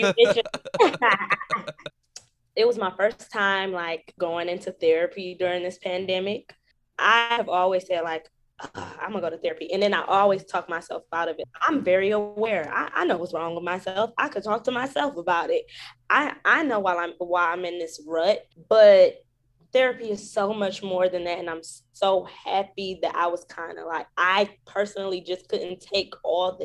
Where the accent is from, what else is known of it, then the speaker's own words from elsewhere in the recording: Detroit, Michigan, United States; now in New York, United States; My hometown, Detroit.